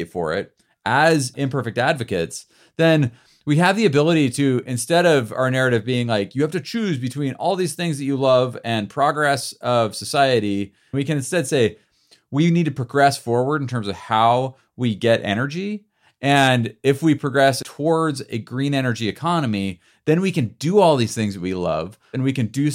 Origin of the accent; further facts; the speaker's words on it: United States; also born or lived in Bend, Oregon; As American citizens